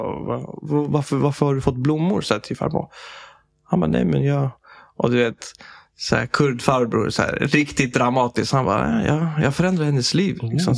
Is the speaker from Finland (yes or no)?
no; Sweden; Jag är född i Sverige